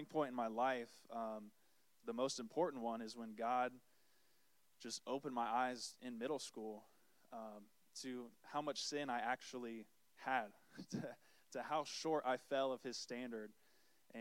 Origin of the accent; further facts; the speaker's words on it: Ormond Beach, Florida, United States; I was born and raised here in Florida. I'm a Florida boy at heart, just down the road in Ormond Beach